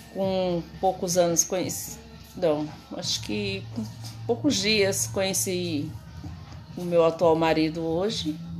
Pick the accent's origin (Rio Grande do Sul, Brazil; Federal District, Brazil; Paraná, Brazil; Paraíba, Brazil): Paraíba, Brazil; moved away as an adult; now in Rio de Janeiro, Brazil; eu sou paraibana, né? Nasci, me criei no Nordeste e vim para o Rio de Janeiro com 23 anos